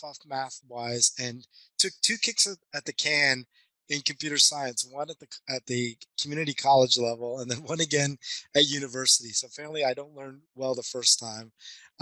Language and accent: English; Montreal, Quebec, Canada; now in Sunnyvale, United States; I was born and raised back in Montreal.